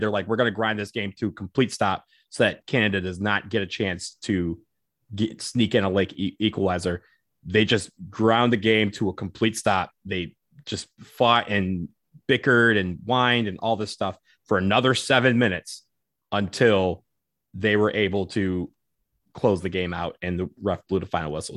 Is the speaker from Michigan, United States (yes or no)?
yes; Detroit, Michigan, United States; I'm from Detroit